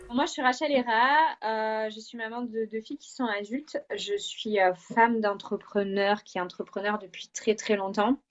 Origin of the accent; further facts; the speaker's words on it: Marseille, Provence-Alpes-Côte d'Azur, France; accent: southern French; moved away as an adult; also born or lived in Vaucluse / French Guiana; now in England, United Kingdom; je suis originaire de Marseille, j'ai vécu assez longtemps quand même dans le Vaucluse